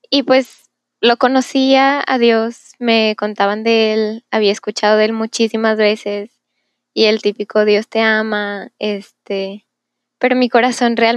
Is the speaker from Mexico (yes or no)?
yes; Monterrey, Nuevo León, Mexico; tengo 21 años, vivo en Monterrey, nací en Monterrey.